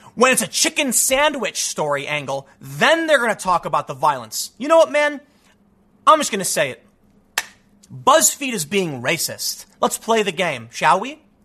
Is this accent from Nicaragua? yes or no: no; Chicago, Illinois, United States; when I was growing up in Chicago